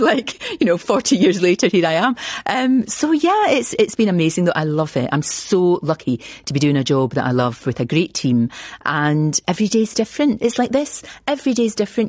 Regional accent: Scotland, United Kingdom; moved away as an adult

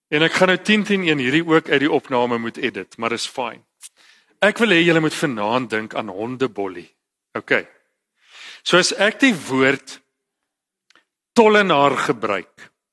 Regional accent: Eastern Cape countryside, South Africa; Ek is 'n gewone ouetjie van die Oos-Kaapse platteland.

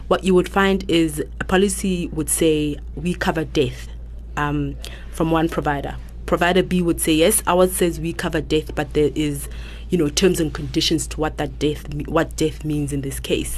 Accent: Lesotho; moved away as an adult; now in South Africa; I come from Lesotho actually, and I grew up there.

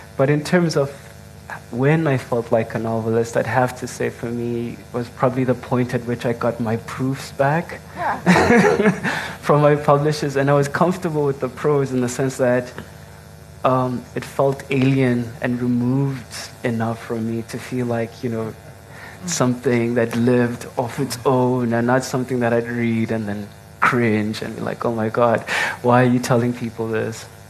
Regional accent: King William's Town, Eastern Cape, South Africa; I'm originally from the Eastern Cape, King Williamstown

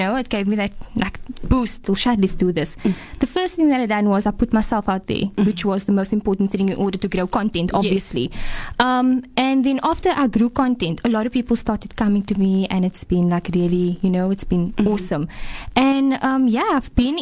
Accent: Cape Town, Western Cape, South Africa; I'm from Mitchell's Plain, Lintahir Mitchell's Plain. Very local

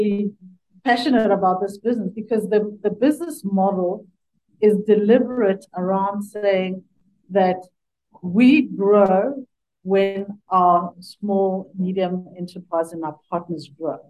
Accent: Sekhukhuneland, Limpopo, South Africa; moved away; I grew up in Sekhukhuniland. So my parents are still there

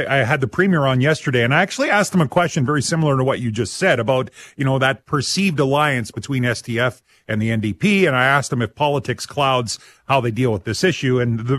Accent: Abernethy, Saskatchewan, Canada; I'm from Abernethy

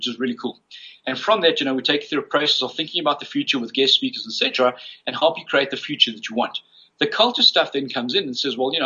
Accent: South Africa; growing up as a South African Chinese in South Africa during the apartheid days

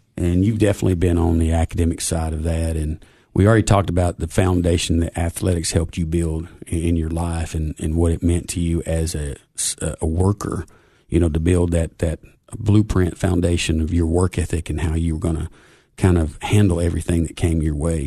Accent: Cookeville, Tennessee, United States; Tennessee Tech, even though it was in my hometown

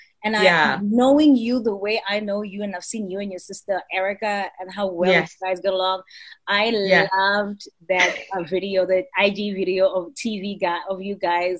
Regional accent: Soweto, Gauteng, South Africa; I'm from Soweto. And I didn't grow up in an affluent space. And so how I learned English was listening to R&B and hip hop, which is why I sound the way

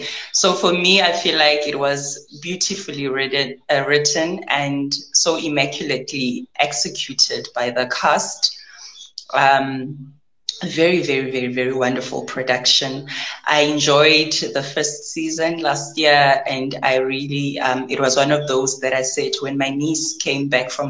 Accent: South Africa; we are currently in terms of how we're telling our stories as South African

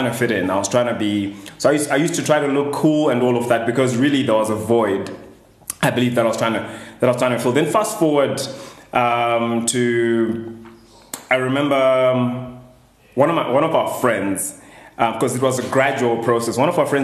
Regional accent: Harare, Zimbabwe; I grew up in Glenora, high density area in Harare

